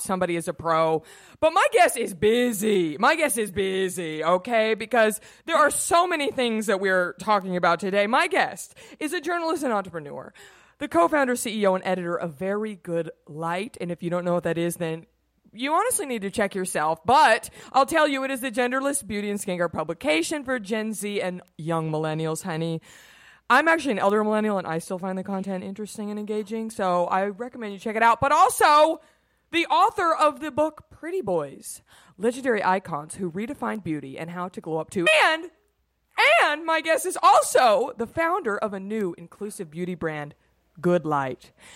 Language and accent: English; Texas, United States; I'm from Texas